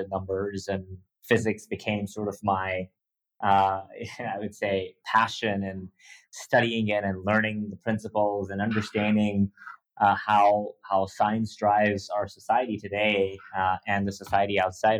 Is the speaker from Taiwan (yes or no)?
no; Dubai, United Arab Emirates; growing up in Dubai